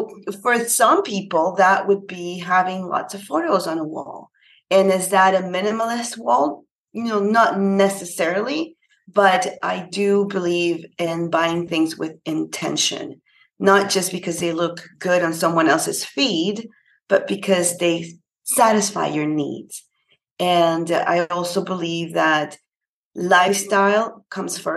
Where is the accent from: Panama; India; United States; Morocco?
Panama; now in Canada; I'm actually from Panama. It's a little country in Central America, and I'm based in Canada.